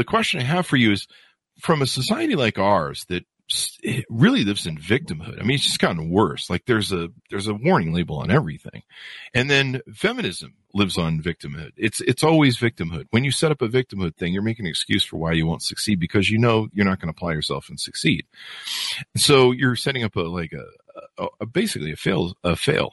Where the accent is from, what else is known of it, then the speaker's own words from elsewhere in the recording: United States; Growing up in America